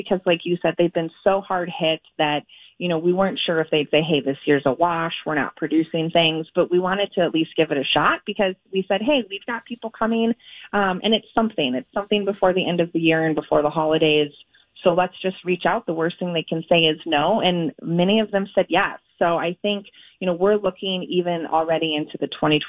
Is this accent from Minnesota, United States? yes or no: yes; Eden Prairie, Minnesota, United States; I grew up in Eden Prairie